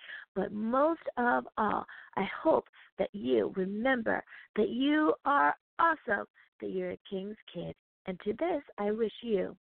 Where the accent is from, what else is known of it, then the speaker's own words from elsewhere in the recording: United States; first language English; Coming in the number one spot is my home country. Woohoo! The good old US of A.